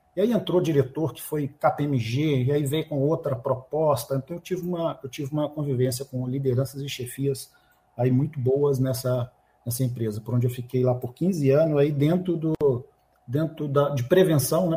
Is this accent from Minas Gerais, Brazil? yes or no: yes; Minas Gerais, Brazil; Eu sou mineiro, tá aqui um mineiro